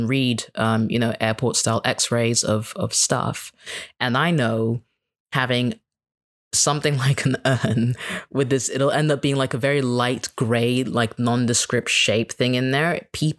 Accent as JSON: {"language": "English", "country": "Kenya", "said": "And I'm like, well, I'm Kenyan. They're like, no, you're a foreigner. You can't even speak Swahili. I'm like, yeah, but like, I'm still one of you."}